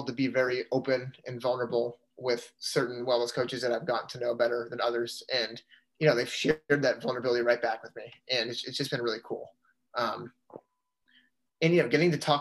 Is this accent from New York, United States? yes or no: no; Canton, Massachusetts, United States; I'm from Canton, Mass, which is about 45 minutes outside of BC